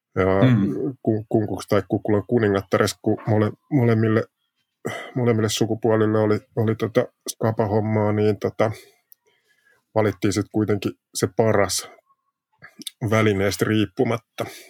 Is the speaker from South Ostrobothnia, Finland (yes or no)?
yes; Jalasjärvi, South Ostrobothnia, Finland; Niin mä oon Etelä-Pohjanmaalta Jalasjärvel syntynyt alun perin